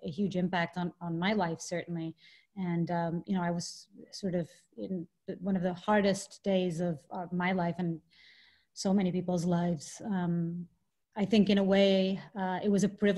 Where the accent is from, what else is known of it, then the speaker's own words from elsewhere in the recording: Portugal; moved away as an adult; I grew up in Portugal